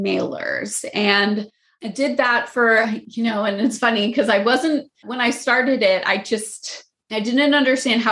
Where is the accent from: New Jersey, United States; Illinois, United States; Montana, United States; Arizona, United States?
Arizona, United States; Phoenix; moved away as an adult; now in Los Angeles, United States; I'm born and raised in Phoenix and moved to Los Angeles about 7 years ago